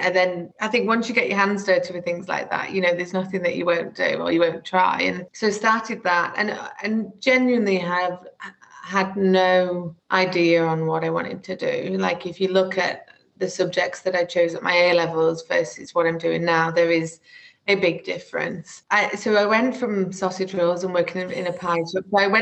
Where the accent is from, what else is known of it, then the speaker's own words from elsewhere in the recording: the north of England, United Kingdom; accent: northern; So I'm sure you can tell from my accent, I'm very northern, although I've been told that it's residing, which makes me a bit sad. But yeah, born and raised in the north, my parents are both from the north